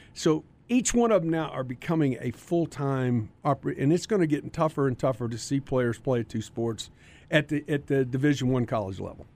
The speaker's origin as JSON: {"language": "English", "town": "Carrollton", "region": "Texas", "country": "United States", "said": "I was from Carrollton."}